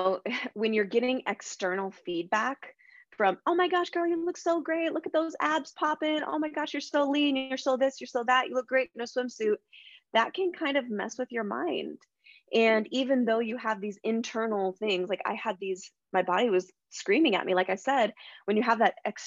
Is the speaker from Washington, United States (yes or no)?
yes; Spokane, Washington, United States; also born or lived in Seattle; I moved back home to my hometown of Spokane, Washington